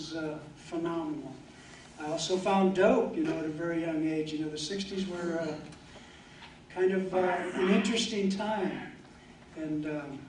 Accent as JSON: {"language": "English", "town": "Marion", "country": "United States", "tie": "born or raised there", "said": "I've lived in Marion all my life"}